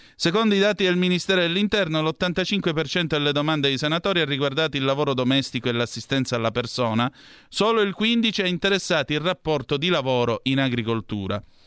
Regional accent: Calabria, Italy; essendo calabrese, essendo anche vicino alla piana di Lamezia

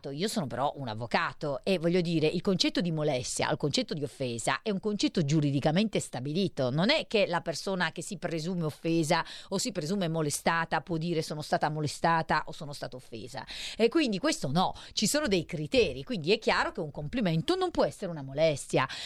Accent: Cuneo, Piedmont, Italy; la mia città natale, perché io sono nata a Cuneo

